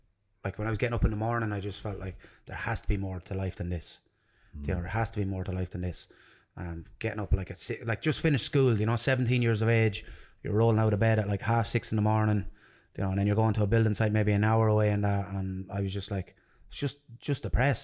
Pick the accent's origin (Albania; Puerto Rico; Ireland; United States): Ireland; Templemore, Munster; also born or lived in London, United Kingdom / Limerick; I was born in Limerick Regional Hospital. So there's a bit of a traveller in me, right? So I was born in a Limerick Regional Hospital. My parents lived in Templemore in Tipperary.